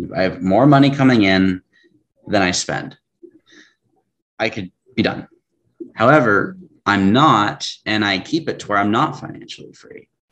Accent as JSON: {"language": "English", "town": "Tacoma", "region": "Washington", "country": "United States", "tie": "born or raised there", "said": "born and raised in Tacoma, which is just south of Seattle"}